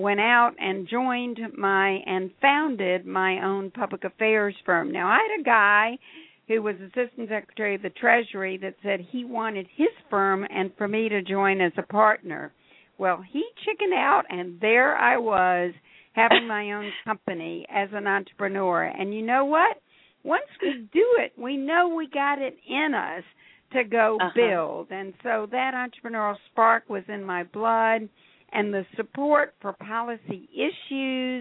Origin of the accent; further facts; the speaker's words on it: Atlanta, Georgia, United States; I grew up in Atlanta, Georgia during the Civil Rights Movement